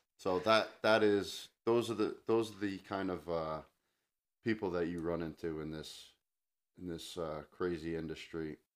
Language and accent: English; New Jersey, United States; I grew up in New Jersey